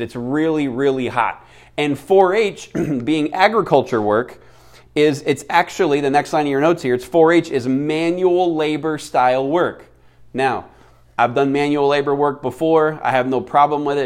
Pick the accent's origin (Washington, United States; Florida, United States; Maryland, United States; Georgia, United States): Florida, United States; now in Phoenix, United States; Florida, uh, my home state